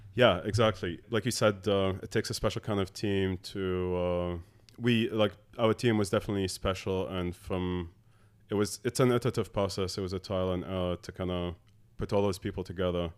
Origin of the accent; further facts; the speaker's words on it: Abu Dhabi, United Arab Emirates; moved away as an adult; also born or lived in Dallas, United States / Morocco; I was born and grew up in Abu Dhabi. Uh, my family's Moroccan